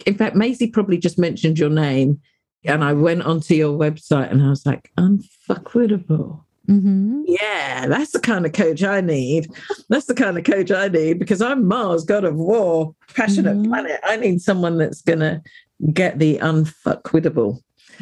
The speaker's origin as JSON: {"language": "English", "country": "United Kingdom", "said": "I'm a British black-bodied woman"}